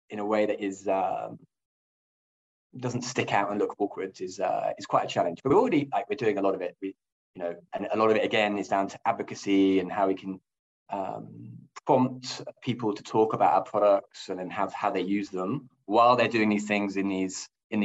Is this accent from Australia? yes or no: no; England, United Kingdom; moved away as an adult; now in Nordic countries; I am indeed English and British. And I came from L'Oréal in the UK